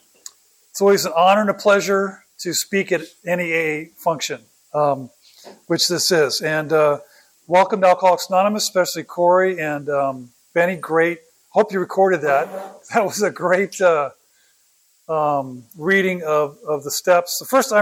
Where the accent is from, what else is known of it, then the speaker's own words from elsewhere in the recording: Oakland, California, United States; also born or lived in San Jose, California; I was born in Oakland.